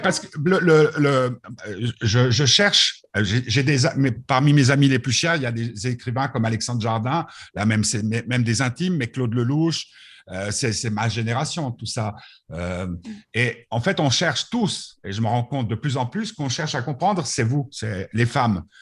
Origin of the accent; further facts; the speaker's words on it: Switzerland; je suis suisse jusqu'au bout des doigts